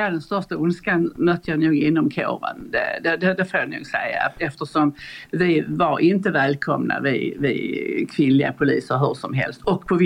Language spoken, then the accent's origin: Swedish; Borby, Sweden; Jag kom från landet och jag kom direkt i princip från Borby.